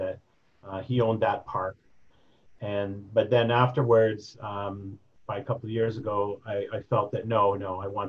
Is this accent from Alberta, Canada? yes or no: yes; Edmonton and Calgary, Alberta, Canada; moved away as an adult; now in Regina, Canada; Growing up in Edmonton and then in Calgary